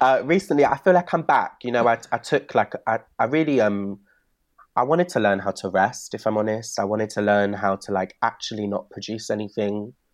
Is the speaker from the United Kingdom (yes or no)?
yes; Bristol, South West England, United Kingdom; growing up in Bristol